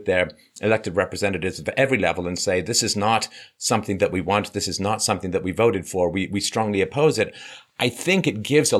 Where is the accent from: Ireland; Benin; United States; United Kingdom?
Ireland; moved away; I was born in Ireland, but I haven't lived there for a long, long time